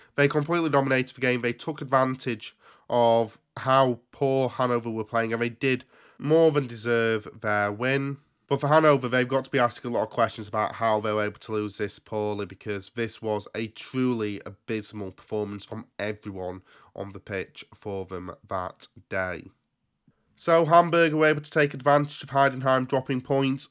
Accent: England, United Kingdom; I was there from England.

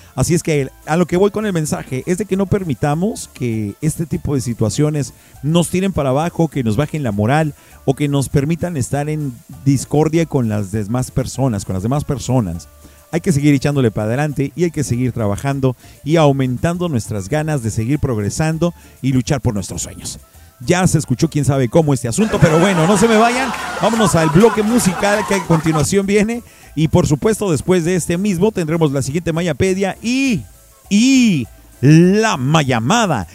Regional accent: Mexico; de nosotros como mexicanos

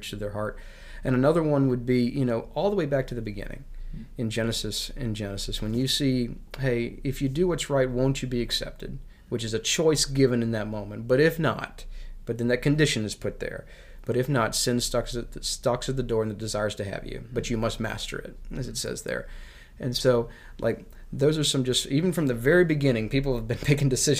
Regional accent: United States; I love being American

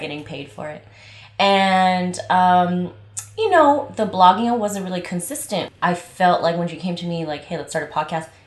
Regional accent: Los Angeles, California, United States; also born or lived in Long Beach; I am from LA, born and raised in LA.

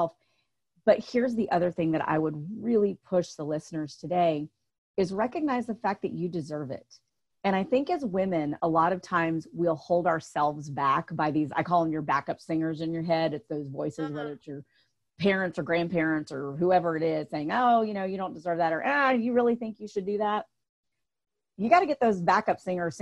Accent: the South, United States; I grew up in the South.

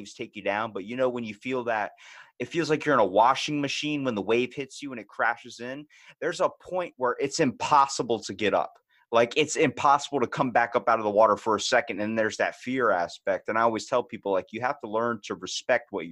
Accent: Maryland, United States; We're from Maryland, so we're about a good 12-hour drive from Florida

